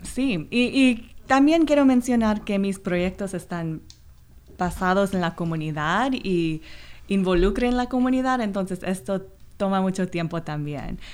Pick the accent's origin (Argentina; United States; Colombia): United States; Los Angeles, California; Spanish is a second language; yo soy de Los Ángeles donde hay muchos inmigrantes, entonces yo crecí con, con muchas comunidades minoritarias